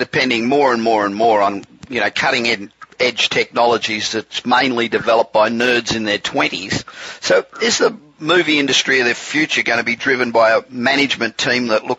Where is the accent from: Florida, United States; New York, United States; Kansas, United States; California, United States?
California, United States; Los Angeles; we're coming to you this week again from my hometown of Los Angeles.